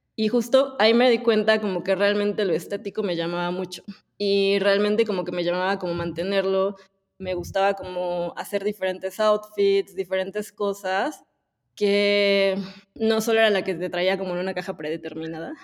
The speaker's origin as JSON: {"language": "Spanish", "region": "Puebla", "country": "Mexico", "tie": "born or raised there", "said": "nací en Puebla."}